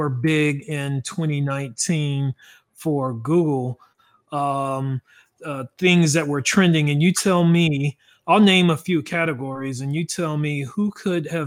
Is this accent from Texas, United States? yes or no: yes; Dallas, Texas, United States; I am from Dallas, Texas